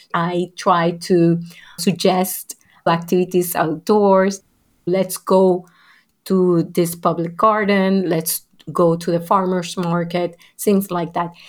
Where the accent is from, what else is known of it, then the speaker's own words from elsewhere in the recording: Puerto Rico; what was going on not only in Puerto Rico, my family experience